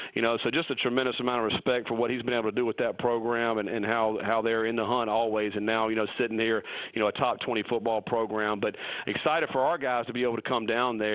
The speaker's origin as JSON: {"language": "English", "region": "North Carolina", "country": "United States", "tie": "born or raised there", "moved": "as an adult", "said": "that's my home state, and I, I love going back to North Carolina"}